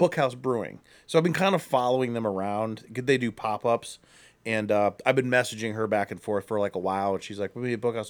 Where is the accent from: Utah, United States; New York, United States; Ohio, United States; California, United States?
Ohio, United States; Akron; we're from Akron